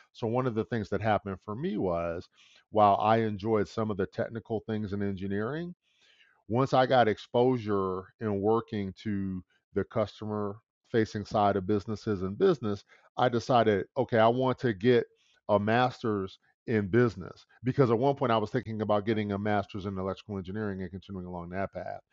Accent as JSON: {"language": "English", "town": "Detroit", "region": "Michigan", "country": "United States", "tie": "born or raised there", "said": "I was born and raised in the Midwest in Detroit, Michigan"}